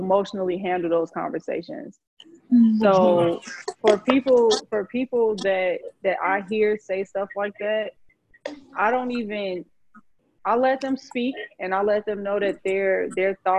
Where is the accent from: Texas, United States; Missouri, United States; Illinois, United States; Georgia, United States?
Illinois, United States; Chicago; I grew up in Chicago